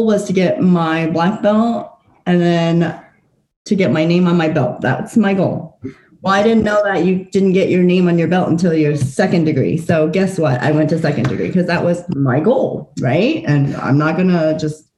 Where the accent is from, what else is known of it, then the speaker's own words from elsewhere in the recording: Fort Collins, Colorado, United States; also born or lived in Taiwan / Nebraska; I was born in Taiwan. I lived there for the first 7 years of my life, and then moved to the U.S., actually to Fort Collins, when I was 7 years old. And I've been here since